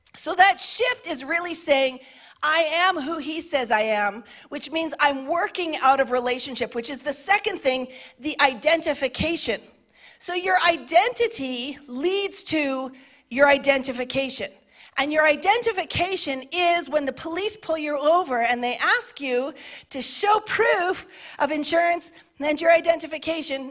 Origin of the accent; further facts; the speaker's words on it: Canada; I identify as a Canadian, a middle aged woman